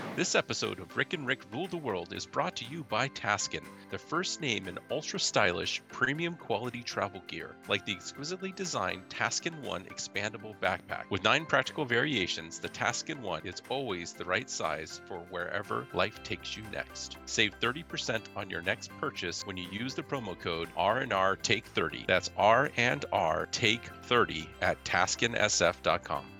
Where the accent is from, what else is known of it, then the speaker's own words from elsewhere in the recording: Silicon Valley, California, United States; I'm from California, Silicon Valley